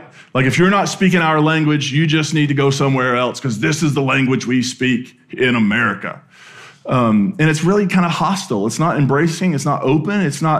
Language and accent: English; Appalachia, United States; accent: Appalachian; You know, I grew up deep in Appalachia, and I was really embarrassed to have that accent, and I worked really hard to lose it.